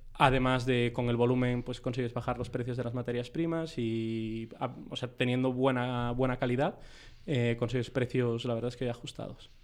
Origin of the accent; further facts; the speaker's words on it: Vigo, Galicia, Spain; moved away as an adult; now in Madrid, Spain; yo de Vigo y nos conocimos al llegar a Madrid